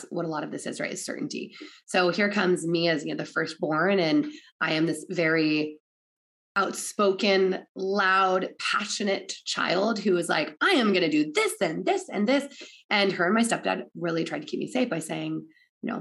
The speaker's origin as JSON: {"language": "English", "region": "Oregon", "country": "United States", "tie": "born or raised there", "said": "I'm from Oregon."}